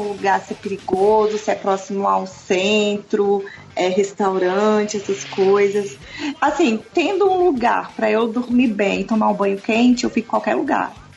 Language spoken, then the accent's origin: Portuguese; Brasília, Federal District, Brazil; eu nasci em Brasília, nasci e criada aqui